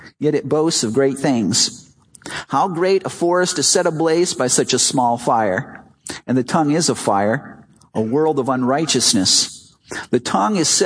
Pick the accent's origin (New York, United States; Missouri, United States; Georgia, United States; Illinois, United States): Illinois, United States; Chicago; When I was a little boy, I grew up in Chicago